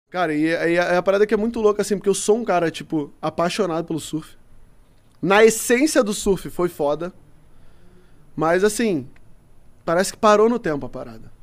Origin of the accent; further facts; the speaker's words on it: Rio de Janeiro, Brazil; eu já fui criado na Curicica